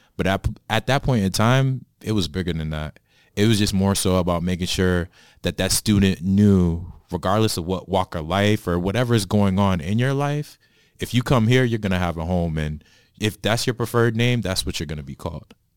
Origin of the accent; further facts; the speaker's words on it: Boston, Massachusetts, United States; now in New Jersey, United States; I'm originally from Boston, now living in New Jersey